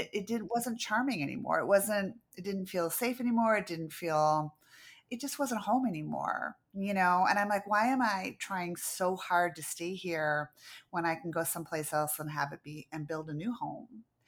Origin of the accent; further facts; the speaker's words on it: Downers Grove, Illinois, United States; also born or lived in Venice, California; now in Charlotte, United States; I grew up in Downers Grove, uh, with a lotta trees.